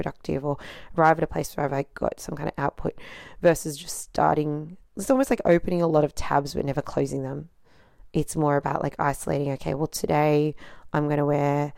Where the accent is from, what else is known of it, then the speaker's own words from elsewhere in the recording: Australia; being born in Australia, but like being raised by non-Australians